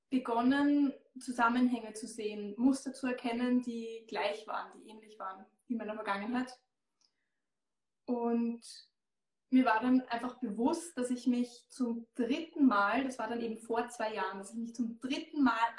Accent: Austria; Ich komme aus Österreich, wie man hört. Ich habe mein Unternehmen in Baden bei Wien.

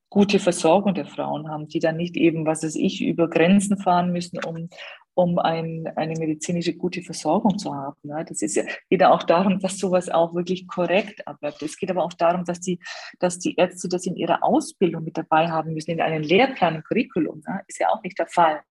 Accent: Bavaria, Germany; Also wir haben in, in Bayern, hier in Schwaben, wo ich herkomme

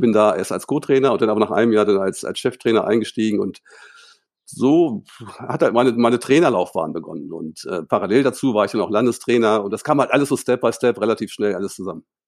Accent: Hildesheim, Lower Saxony, Germany; moved away as an adult; also born or lived in Cologne; ich bin in Hildesheim aufgewachsen

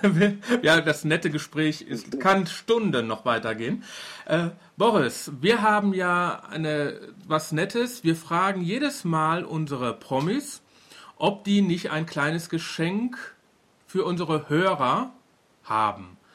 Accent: Duisburg, North Rhine-Westphalia, Germany; Na ja, gut, ich komme ja aus Duisburg, das ist ja, kann man ja schon als Stadt bezeichnen.

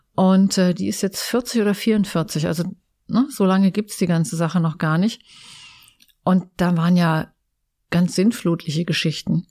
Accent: near Eschwege, North Hesse, Germany; moved away as an adult; also born or lived in Giessen; now in Essen, Germany; ich bin ja ein echtes Landei. Ich komme aus Nordhessen. Ähm, hinter Eschwege

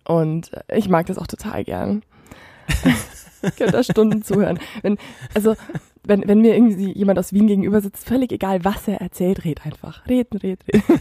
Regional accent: near Füssen, Bavaria, Germany; moved away as an adult; now in Munich, Germany; in der Nähe von Füssen ist so meine, meine Heimatregion.

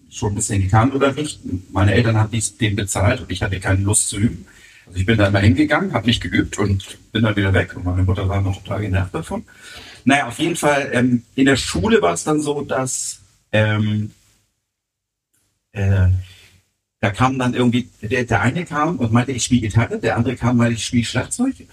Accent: Harburg, Hamburg, Germany; Ähm, aber nein, ich bin wirklich äh, gebürtiger Harburger und bin da auch nie weggezogen.

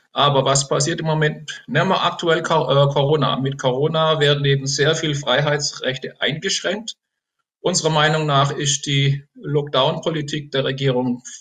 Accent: Remchingen, Baden-Württemberg, Germany; born there; Das liegt im Enzkreis zwischen Karlsruhe und Pforzheim in der Mitte. Ist ein kleines Örtchen gewesen. Als ich geboren wurde, hatte das 600 Einwohner.

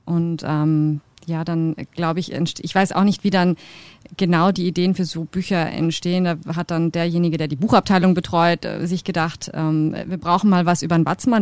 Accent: Kiel, Schleswig-Holstein, Germany; moved away; also born or lived in Bad Reichenhall; ich bin ja auch nicht von hier, wie man hört. Ich komme ähm, aus Kiel, also von der Ostsee

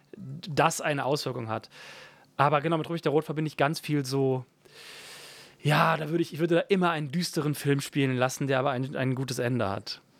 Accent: Ruppichteroth, North Rhine-Westphalia, Germany; also born or lived in Berlin; bei uns zu Hause in Schönenberg

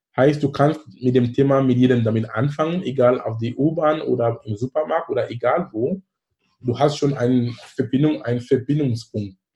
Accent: Cameroon; German is a second language; now in Hamburg, Germany; in Kamerun sein, wo ich herkomme

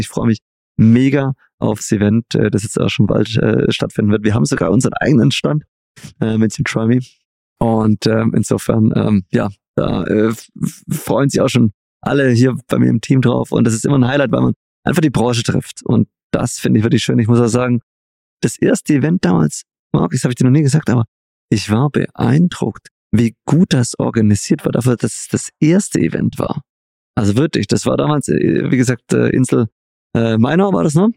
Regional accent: Stuttgart, Baden-Württemberg, Germany; dass du hier bist in meiner Heimat. Heute sind wir nämlich in Stuttgart

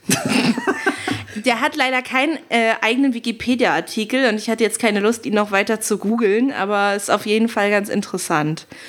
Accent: Berlin, Germany; als Berlinerin

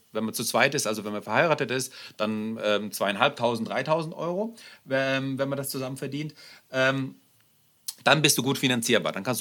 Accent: Germany; also born or lived in Russia; Ich bin, ich bin ähm, in Russland geboren, bin nach Deutschland gekommen. Wir sind hier, hier aufgewachsen.

